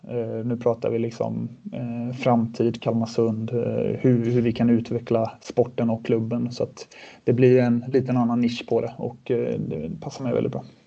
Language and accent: Swedish; Sweden; moved away as an adult; also born or lived in Switzerland; all trygghet som vi hade hemma i Sverige